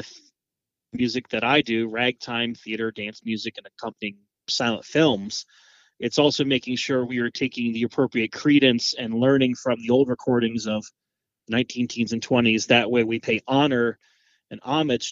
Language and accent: English; Annapolis, Maryland, United States; moved away as an adult; now in Rockhill Furnace, United States; I grew up just outside of Annapolis, Maryland, right on the Chesapeake Bay